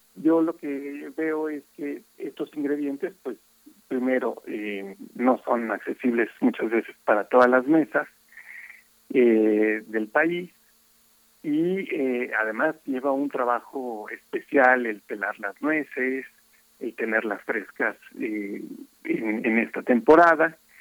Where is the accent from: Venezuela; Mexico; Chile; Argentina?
Mexico; como mexicanos